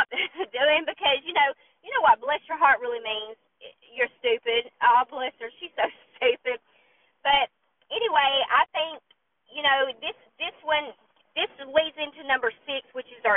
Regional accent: the South, United States; I'm from the South, and there's an unspoken rule here

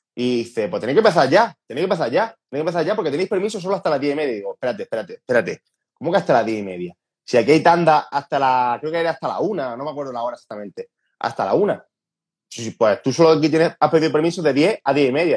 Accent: Andalusia, Spain; accent: Andalusian; Yo, a ver, soy andaluz, se me nota mucho el acento

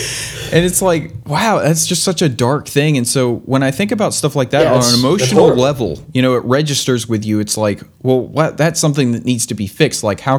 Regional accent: South Carolina, United States; I'm from South Carolina.

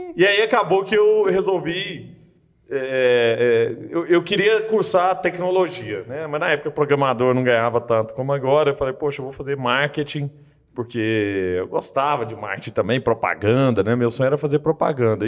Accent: Araguari, Minas Gerais, Brazil; also born or lived in Rio de Janeiro; now in Belo Horizonte, Brazil; eu sou de Araguari no Triângulo Mineiro

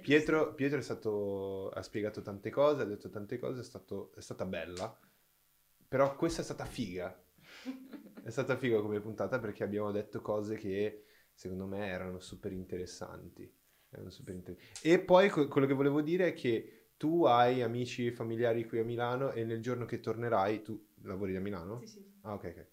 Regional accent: Brazil; Italian is a second language; moved away; sono brasiliano

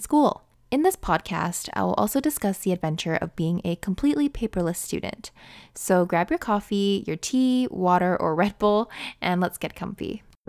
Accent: Canada; I'm a Canadian nursing student

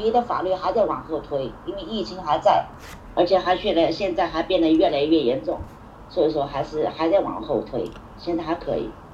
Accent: China; moved away; 我们中国人说句老实话

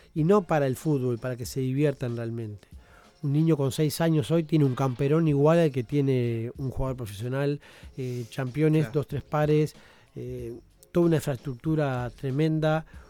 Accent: Uruguay; como uruguayos nos jactamos de que sacamos muchos jugadores al mundo

